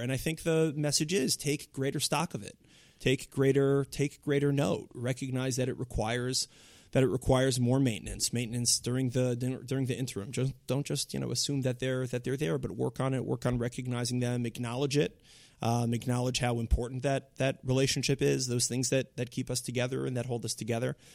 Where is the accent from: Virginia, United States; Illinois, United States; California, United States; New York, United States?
New York, United States; Long Island; I'm a, you know, an Orthodox kid from, uh, Long Island